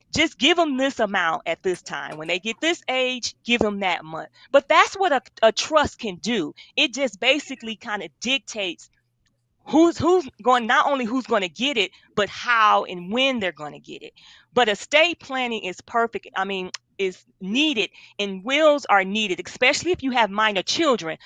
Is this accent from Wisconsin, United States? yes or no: yes; Milwaukee, Wisconsin, United States; moved away as an adult; also born or lived in Atlanta; I'm from Milwaukee, Wisconsin. Um, born and raised. I stayed in Atlanta for uh, about 15 years, but I'm back in Milwaukee now.